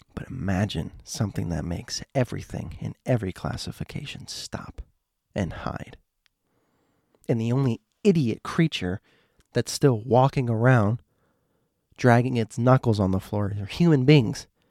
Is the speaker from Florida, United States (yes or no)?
yes; Miami, Florida, United States; I'm from Miami